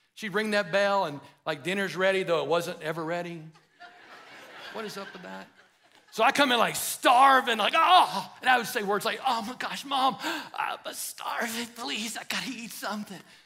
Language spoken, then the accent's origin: English; United States; an American